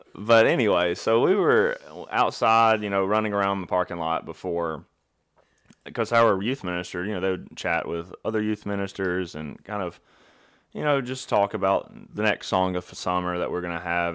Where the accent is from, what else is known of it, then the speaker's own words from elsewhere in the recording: Alabama, United States; I'm from Alabama